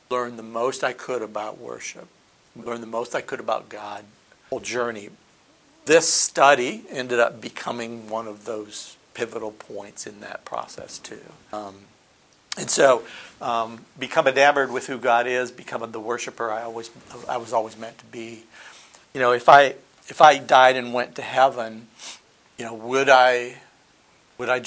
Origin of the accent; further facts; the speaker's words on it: Nigeria; I, I, was born and raised in Nigeria. My parents were missionaries, and I have been a believer most of my life.